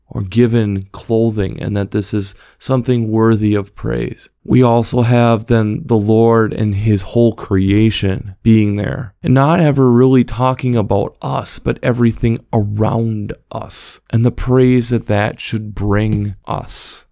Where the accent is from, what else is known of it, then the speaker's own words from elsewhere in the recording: Minnesota, United States; being a Minnesotan and being in northern Minnesota